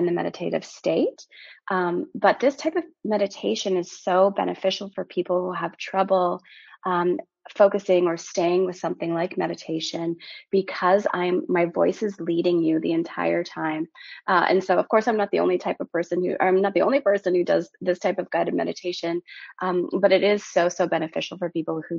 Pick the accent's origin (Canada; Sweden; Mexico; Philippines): Canada; Timmins, Ontario; also born or lived in Porcupine, Ontario / Maple Ridge, British Columbia / Toronto, Ontario; I'm originally from Timmins, Ontario, which is a really small mining community in Northern Ontario. I grew up there until I was 12. And from there, I moved to British Columbia, a town called Maple Ridge